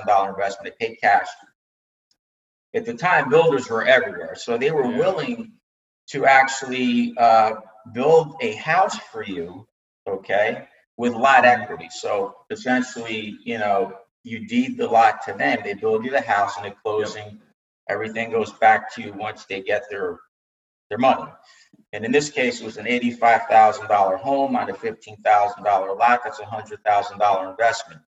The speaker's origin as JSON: {"language": "English", "region": "New Jersey", "country": "United States", "tie": "born or raised there", "moved": "as an adult", "lives_now": "Florida, United States", "said": "And I grew up in New Jersey, and basically I felt I had enough of the cold winters"}